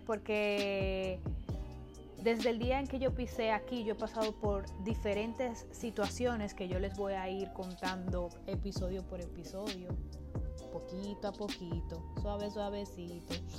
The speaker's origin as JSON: {"language": "Spanish", "country": "Dominican Republic", "tie": "born or raised there", "moved": "as an adult", "lives_now": "United States", "said": "yo vengo de un país tropical, yo vengo de República Dominicana"}